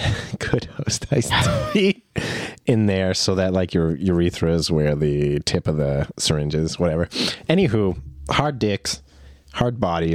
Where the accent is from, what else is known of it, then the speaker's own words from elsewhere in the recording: the South, United States; I can say this because I'm from the South.